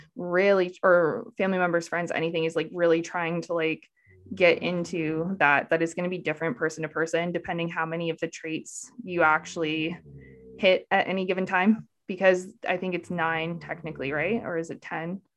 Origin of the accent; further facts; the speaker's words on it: Canada; I'm Canadian